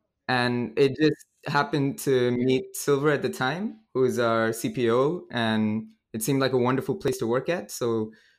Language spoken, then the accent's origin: English; India; also born or lived in Cambodia / Vietnam; I've been pretty much grew up all around Asia. So I'm originally from India, and I grew up in Cambodia and Vietnam as well.